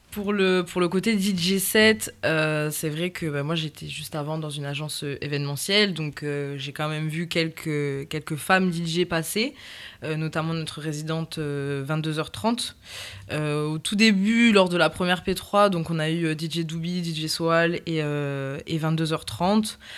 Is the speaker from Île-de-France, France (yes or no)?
no; Toulouse, Occitania, France; also born or lived in Réunion; je viens de la ville rose